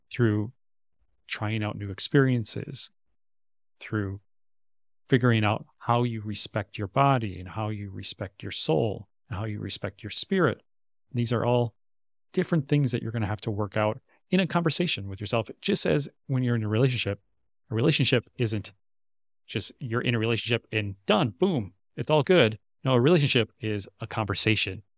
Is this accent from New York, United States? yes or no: no; Minnesota, United States; moved away as an adult; now in Korea; my hometown area in Minnesota, back in the States